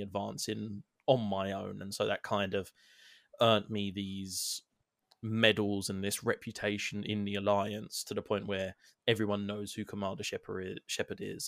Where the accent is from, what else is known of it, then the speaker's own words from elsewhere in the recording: England, United Kingdom; I'm English